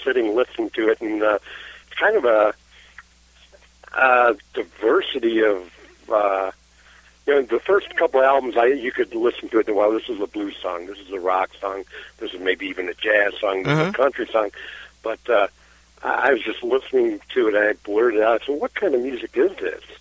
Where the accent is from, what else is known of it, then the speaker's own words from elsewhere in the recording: United States; we were born and raised in the United States